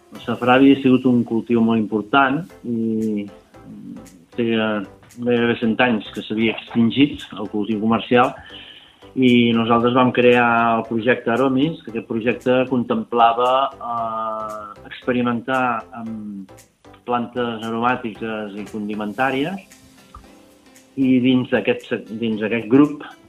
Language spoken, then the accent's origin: Catalan; Montblanc, Catalonia, Spain; jo soc de Montblanc